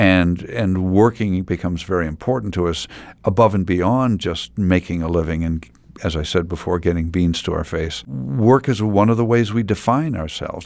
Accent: Findlay, Ohio, United States; now in Milwaukee, United States; I was born in Findlay, Ohio

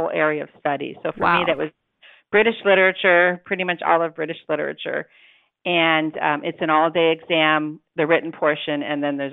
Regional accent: Detroit, Michigan, United States; also born or lived in Indiana; now in Milwaukee, United States; I'm originally from Detroit

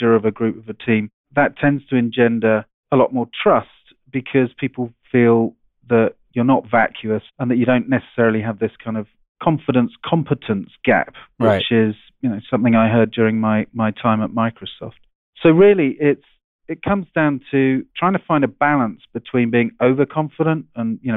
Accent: England, United Kingdom; moved away as an adult; now in Seattle, United States; I'm an Englishman. I went to a public school, boarding school over there

